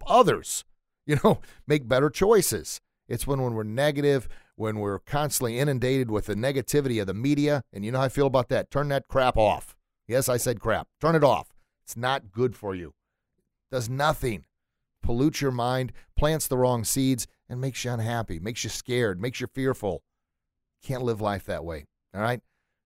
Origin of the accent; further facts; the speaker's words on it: St. Louis, Missouri, United States; growing up in St. Louis